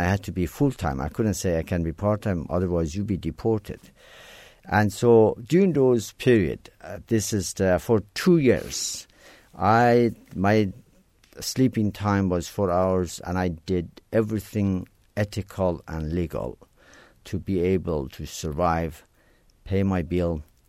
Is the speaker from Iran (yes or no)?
yes; Iran; English is a second language; now in United States; it was not something that we learned English seriously in Iran at the time.